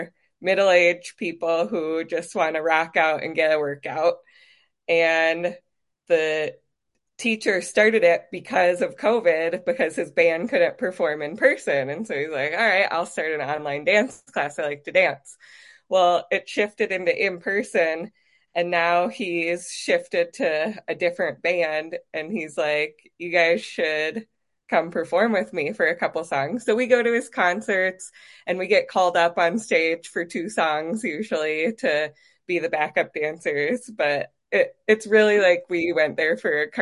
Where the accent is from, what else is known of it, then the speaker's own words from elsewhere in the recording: Colorado, United States; accent: Minnesota; also born or lived in St. Cloud, Minnesota; I wasn't born here, but I pretty much grew up here